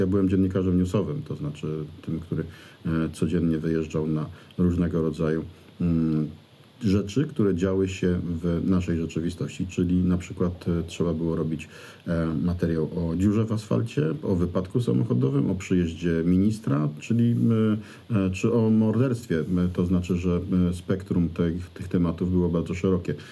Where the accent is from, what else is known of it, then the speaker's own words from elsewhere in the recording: Greater Poland, Poland; Wielkopolska to jest przecież teren, na którym się wychowałem, na którym żyję